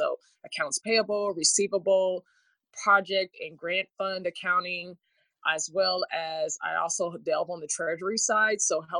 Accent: Junction City, Kansas, United States; I have a really good friend that works for Phillips 66, and we are both from Junction City, had the same teacher, took the same path in accounting

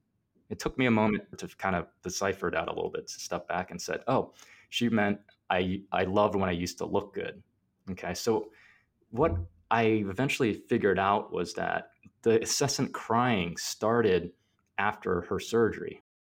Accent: Plant City, Florida, United States; also born or lived in New York, United States; And I was born in New York. They came over and they're citizens of the United States and everything like that now. Once I actually grew up in Plant City, which is a really small town in Florida.

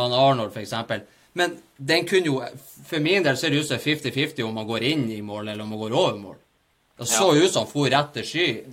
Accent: Bodø, Nordland, Norway; vi er fra Bodø

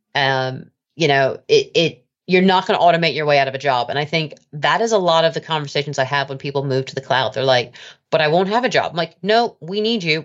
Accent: United States; now in United Kingdom; I'm an American by birth.

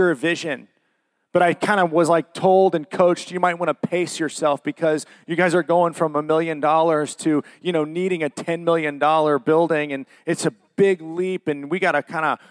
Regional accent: Worthington, Ohio, United States; also born or lived in Dublin, Ohio; I'm from Worthington and grew up just on the edge of Worthington and Dublin.

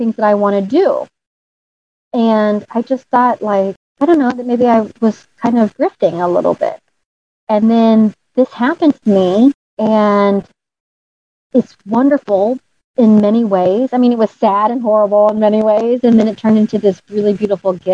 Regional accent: St. Louis, Missouri, United States; moved away as an adult; I finally moved home to my home state.

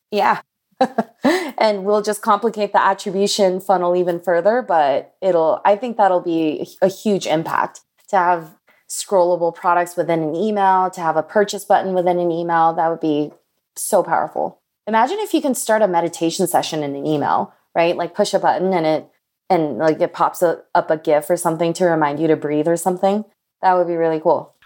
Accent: Los Angeles, California, United States; I grew up in Koreatown in Los Angeles in the nineties

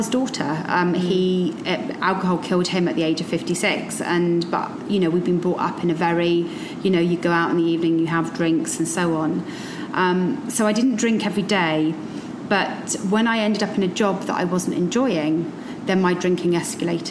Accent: Somerset, South West England, United Kingdom; moved away as an adult; now in London, United Kingdom; I'm from Somerset originally

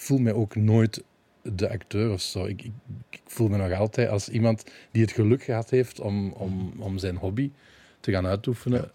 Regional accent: Balen, Flanders, Belgium; also born or lived in Limburg, Belgium; we zijn dan naar, naar de Kempen verhuisd, naar Balen

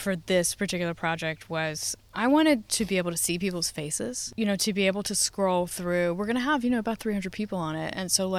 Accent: Virginia, United States; also born or lived in Providence, Rhode Island; now in Western Massachusetts, United States; I've lived in Providence. I grew up in Virginia, mm-hmm, then I moved to Providence, and then I moved out here to Western Mass.

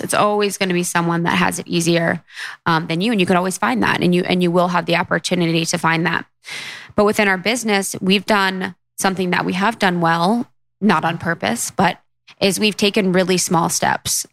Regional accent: Midwest, United States; my assumptions growing up in the Midwest

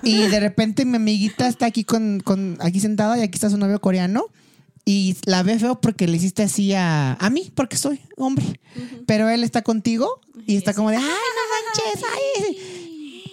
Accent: Mexico; moved away as an adult; also born or lived in South Korea / China

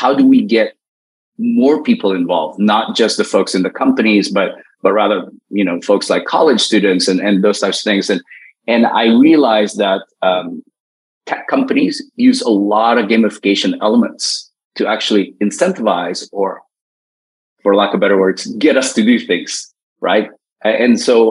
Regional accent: United States; as an American

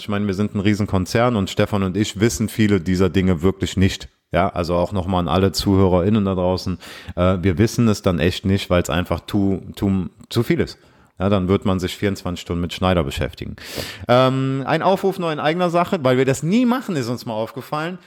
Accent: Aachen, North Rhine-Westphalia, Germany; ich komme ja aus Aachen

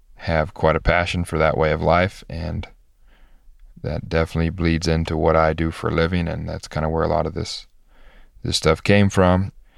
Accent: Kansas City, Missouri, United States; I grew up just north of Kansas City and Missouri

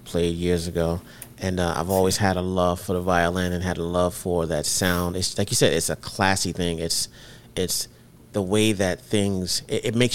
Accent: New York City, New York, United States; growing up in New York City.

